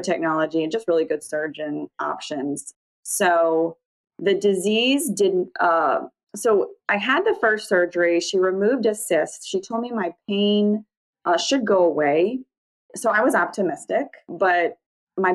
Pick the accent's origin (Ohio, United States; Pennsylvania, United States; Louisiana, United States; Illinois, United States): Louisiana, United States; New Orleans; now in Mandeville, United States; So I grew up right outside of New Orleans. Now I live across the North Shore from New Orleans.